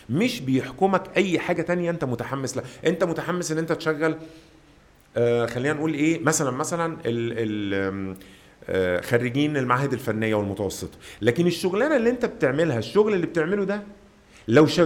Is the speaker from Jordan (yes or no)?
no; Mansoura, Dakahlia, Egypt; انا استاذنك انا اخوك من المنصوره